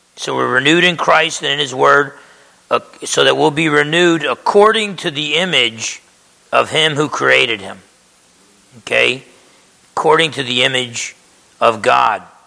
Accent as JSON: {"language": "English", "region": "New Jersey", "country": "United States", "tie": "born or raised there", "said": "when I grew up in Jersey"}